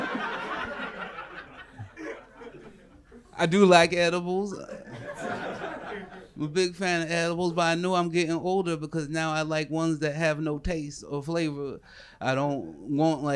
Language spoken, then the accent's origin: English; the Northwest, Pacific Northwest, United States; from the Northwest like myself